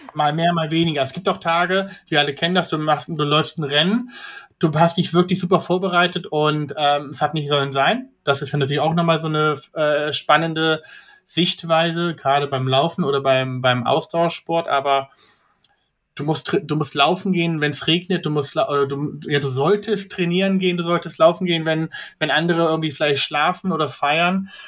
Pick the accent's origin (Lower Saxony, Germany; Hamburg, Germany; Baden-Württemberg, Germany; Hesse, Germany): Hesse, Germany; Kassel; moved away as an adult; now in Frankfurt, Germany; ich bin ja in Kassel aufgewachsen, aber bis 2005 äh, bis 2015 in Kassel gelebt.